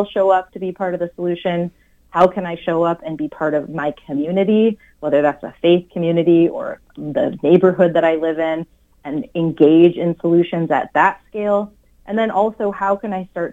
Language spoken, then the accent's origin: English; Wisconsin, United States; now in Minnesota, United States; I grew up in Wisconsin. I'm a good Midwesterner